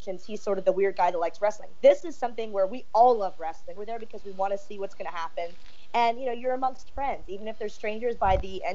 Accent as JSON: {"language": "English", "country": "United States", "moved": "yes", "lives_now": "United Kingdom", "said": "being an American over here"}